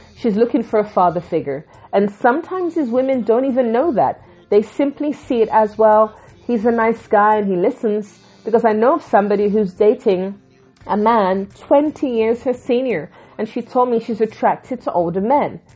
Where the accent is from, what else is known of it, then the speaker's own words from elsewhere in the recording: England, United Kingdom; also born or lived in Jamaica; I'm from the Caribbean originally, born in England